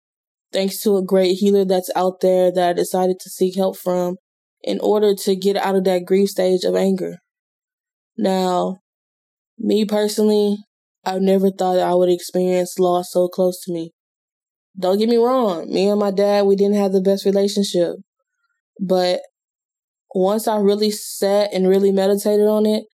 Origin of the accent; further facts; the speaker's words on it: Houston, Texas, United States; moved away; H-Town. That is my hometown